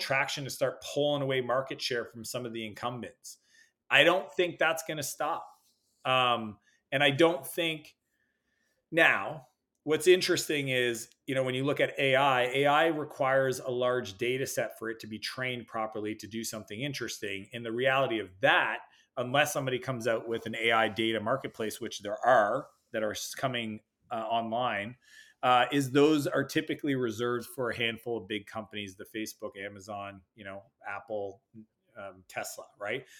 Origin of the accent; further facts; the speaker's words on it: Canada; I'm Canadian, spend a lot of time in the U S